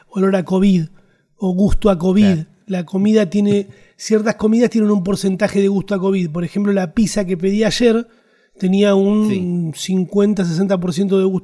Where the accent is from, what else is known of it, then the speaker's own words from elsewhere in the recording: Argentina; eso digo que somos argentinos, ¿viste? Nos gustan los chistes.